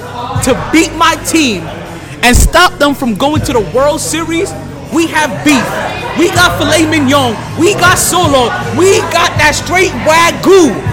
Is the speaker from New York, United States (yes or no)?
yes; New York, United States; I just have a problem with Atlanta as a New Yorker recently.